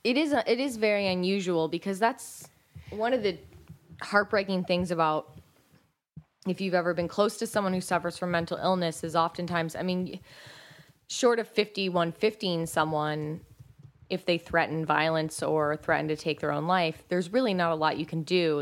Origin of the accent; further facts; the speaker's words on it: United States; we're from America